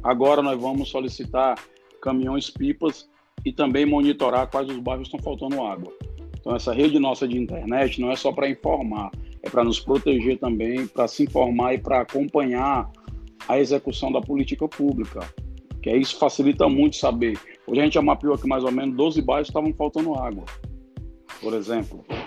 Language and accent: Portuguese; Fortaleza, Ceará, Brazil; sou aqui de Fortaleza, Ceará